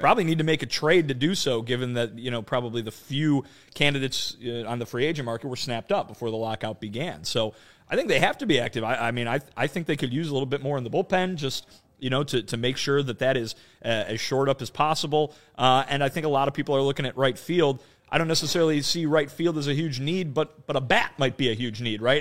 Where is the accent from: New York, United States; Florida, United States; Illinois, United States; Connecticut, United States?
Illinois, United States; Chicago; being nati-, native Chicagoan and, uh, you know, going there growing up